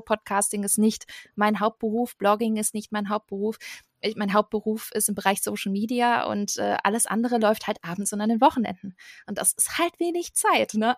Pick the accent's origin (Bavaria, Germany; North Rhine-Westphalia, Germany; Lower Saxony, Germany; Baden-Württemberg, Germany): Baden-Württemberg, Germany; Stuttgart area; ich komme aus der Ecke Stuttgart